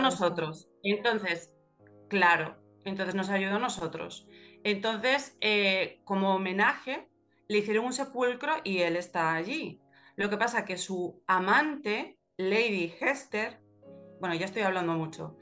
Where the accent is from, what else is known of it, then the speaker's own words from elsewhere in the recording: Galicia, Spain; los gallegos somos como los hobbits